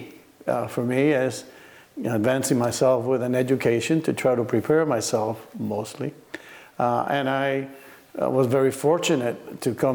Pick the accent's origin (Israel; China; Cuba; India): Cuba; also born or lived in Miami; now in Oregon, United States; I grew up in Cuba. I was born in Cuba.